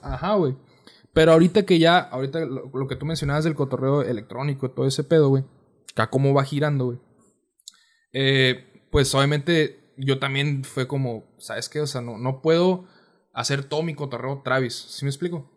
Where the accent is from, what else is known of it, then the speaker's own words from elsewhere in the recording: Mexicali, Baja California, Mexico; soy de Mexicali, tengo 21 años.